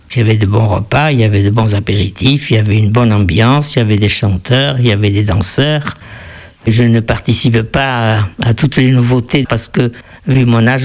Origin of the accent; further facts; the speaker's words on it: France; also born or lived in Argentina; Je suis née en Argentine. Mes parents étaient des Pays Basque français. Nous sommes euh, rentrés en France avec mes frères et sœurs. J'avais 10 ans quand je suis rentré.